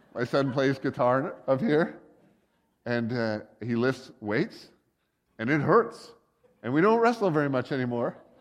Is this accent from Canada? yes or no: yes; Canada; they'd be the Canadians. We're kind of American, but kind of not.